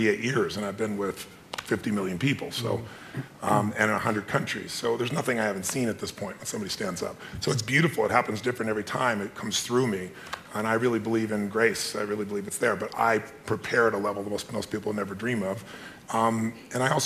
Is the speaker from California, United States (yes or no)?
yes; Azusa, California, United States; I was a kid from Azusa